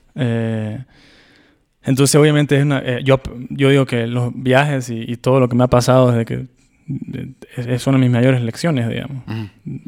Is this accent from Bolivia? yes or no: yes; Bolivia; moved away; yo vengo de un país, yo soy de Bolivia